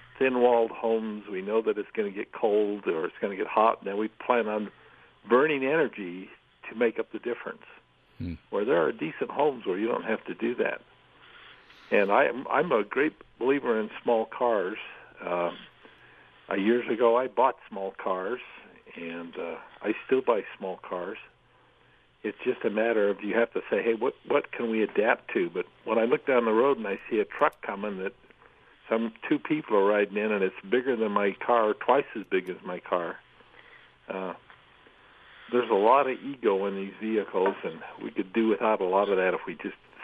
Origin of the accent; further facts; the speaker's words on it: northern Utah, United States; now in St. George, United States; I was originally from the St. George area, but my folks were starved out, went to northern Utah with everybody else